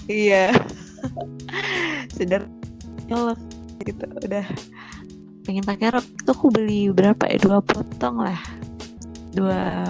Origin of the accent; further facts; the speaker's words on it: South Tangerang, Banten, Indonesia; moved away as an adult; now in Semarang, Indonesia; jadi tuh apa pas aku pindahan dari Tangsel karena aku dari Tangsel ada di Tangsel ke Semarang itu kan mau ngekos ceritanya